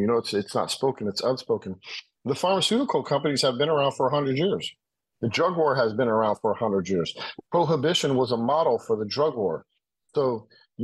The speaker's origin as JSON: {"language": "English", "country": "United States", "said": "I'm American"}